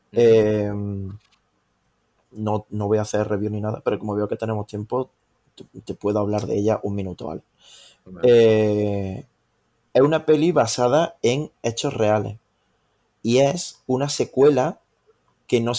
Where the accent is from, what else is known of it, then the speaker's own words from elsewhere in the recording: Córdoba, Andalusia, Spain; Y que yo soy de Córdoba, te, recuerdo.